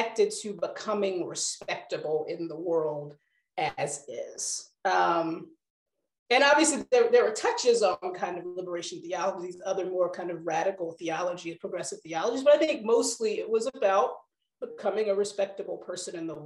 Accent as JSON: {"language": "English", "region": "North Carolina", "country": "United States", "tie": "born or raised there", "said": "I grew up in North Carolina"}